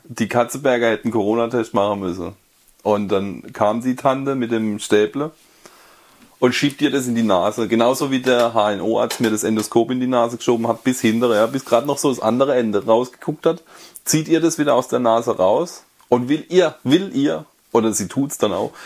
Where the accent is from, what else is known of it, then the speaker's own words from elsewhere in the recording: Karlsruhe area, Baden-Württemberg, Germany; moved away; ich komme ja aus der Karlsruher Ecke eigentlich ursprünglich